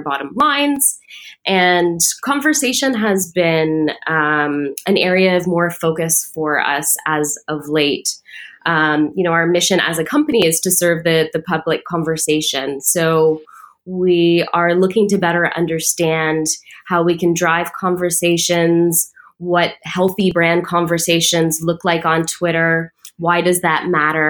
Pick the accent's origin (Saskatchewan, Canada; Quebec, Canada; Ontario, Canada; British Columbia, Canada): Ontario, Canada; Toronto; also born or lived in United Kingdom / United States; I'm from Toronto, born and raised with some stints working abroad in the UK and the US.